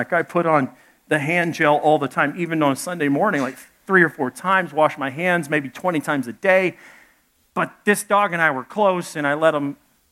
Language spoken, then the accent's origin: English; Little Rock, Arkansas, United States; also born or lived in Dallas, Texas; I was born in Dallas, grew up in Little Rock, Arkansas.